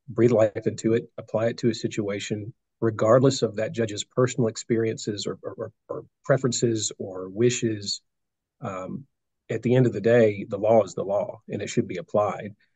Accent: Nashville, Tennessee, United States; I was born in Nashville.

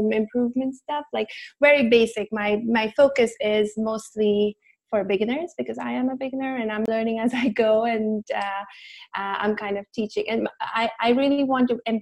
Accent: India; now in Orange County, United States; I was born and brought up in India

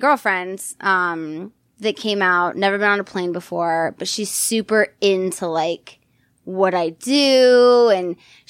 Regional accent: San Diego, California, United States; moved away as an adult; now in western Pennsylvania, United States; I'm from San Diego, but I live in Western Pennsylvania.

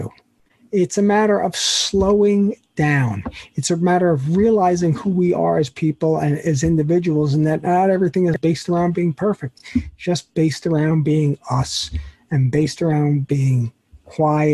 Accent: New York, United States; as a New Yorker

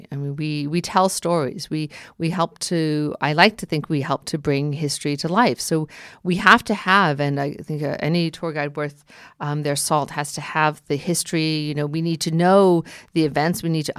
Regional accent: New York City, New York, United States; now in New Jersey, United States; yes, I do live in New Jersey, but I'm a New Yorker.

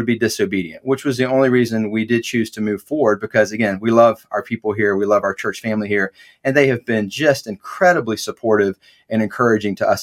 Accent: Atlanta, Georgia, United States; I grew up in Metro Atlanta

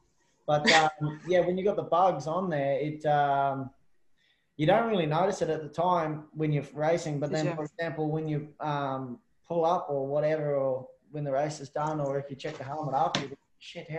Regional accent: Australia; being an Aussie over here all my life, all my career basically, is you're always outnumbered.

